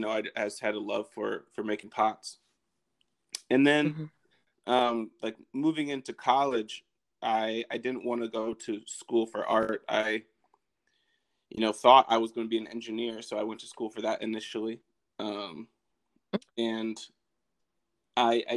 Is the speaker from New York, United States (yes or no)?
no; Madison, Wisconsin, United States; moved away; I'm originally from Madison, Wisconsin